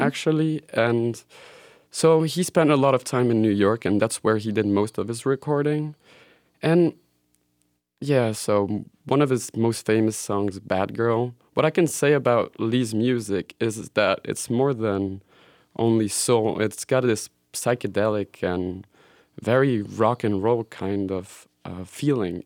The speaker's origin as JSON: {"language": "English", "country": "Switzerland", "tie": "born or raised there", "also_born_or_lived": "Belgium", "moved": "yes", "said": "I grew up in Switzerland and spent a couple of years in Belgium"}